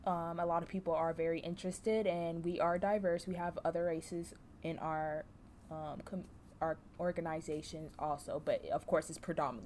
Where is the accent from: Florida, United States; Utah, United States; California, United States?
Florida, United States; Orlando; moved away as an adult; now in LaGrange, United States; I'm from Orlando, Florida.